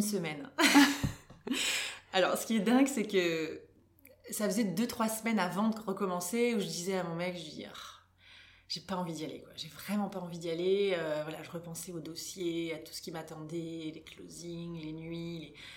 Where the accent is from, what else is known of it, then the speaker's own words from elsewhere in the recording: Bordeaux, Nouvelle-Aquitaine, France; moved away as an adult; now in Luxembourg, Luxembourg; je suis bordelaise d'origine